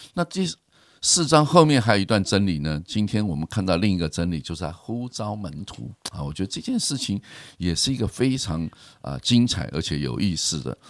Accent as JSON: {"language": "Chinese", "town": "Keelung", "country": "Taiwan", "tie": "born or raised there", "said": "我从小，呃，在基隆长大，也很喜欢钓鱼，然后常常在河边钓鱼"}